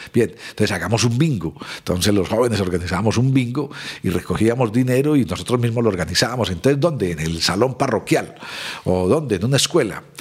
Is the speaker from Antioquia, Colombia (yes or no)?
yes; Medellín, Antioquia, Colombia; Soy de Medellín, hace 60 años